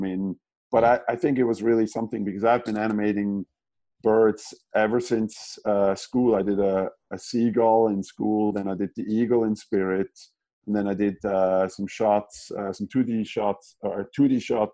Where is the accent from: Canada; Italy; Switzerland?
Switzerland; German-speaking Switzerland, near Zurich; moved away as an adult; now in California, United States; I'm from Switzerland, so the German-speaking part of Switzerland. And I grew up in at the base of the mountains, like about 45 minutes outside of Zurich.